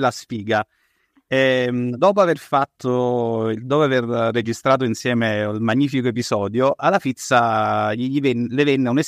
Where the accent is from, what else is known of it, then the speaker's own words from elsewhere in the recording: Aosta Valley, Italy; accent: Valdostan; sono valdostano